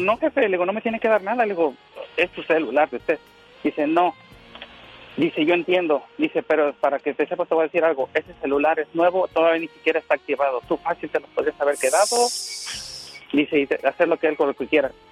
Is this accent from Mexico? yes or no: yes; State of Mexico, Mexico; now in San Bernardino, United States; Yo nací en el Estado de México